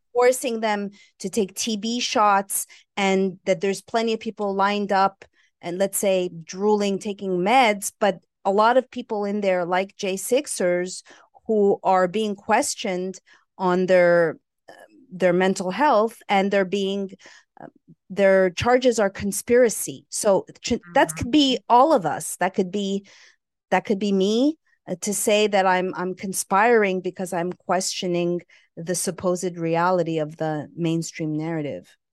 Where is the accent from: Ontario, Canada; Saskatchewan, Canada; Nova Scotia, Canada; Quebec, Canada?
Quebec, Canada; Montreal; also born or lived in Los Angeles, California / San Francisco, California; now in Costa Rica; I hail from Montreal, Canada